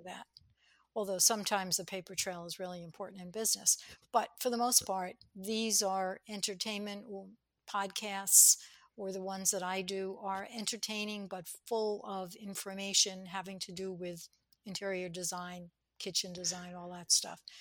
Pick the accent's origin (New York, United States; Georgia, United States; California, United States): New York, United States; I was brought up in New York